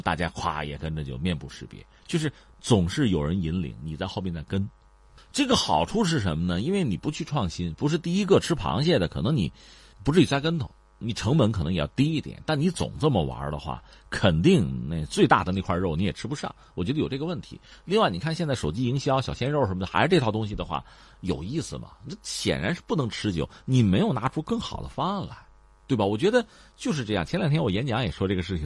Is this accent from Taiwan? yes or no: no; China; 我们中国人